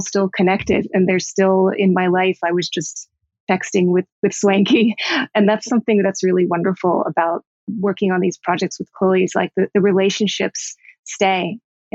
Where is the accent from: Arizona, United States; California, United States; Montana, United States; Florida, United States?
Florida, United States; Miami; now in New York, United States; I'm an East Coaster, I'm from Miami, but have lived in New York for 20 some years.